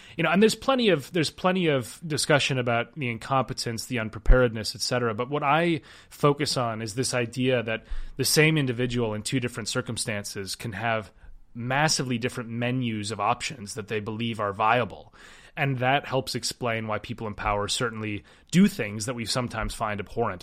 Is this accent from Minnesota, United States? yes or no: yes; Minneapolis, Minnesota, United States; I grew up skiing. I'm, I'm from Minnesota. I grew, I started skiing when I was three, and my high school sport was downhill ski racing.